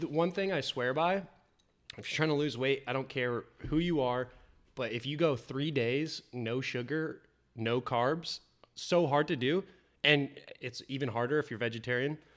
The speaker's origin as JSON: {"language": "English", "region": "Indiana", "country": "United States", "also_born_or_lived": "Kentucky / Denver, Colorado", "moved": "yes", "lives_now": "Florida, United States", "said": "come from Indiana, went to school in Kentucky."}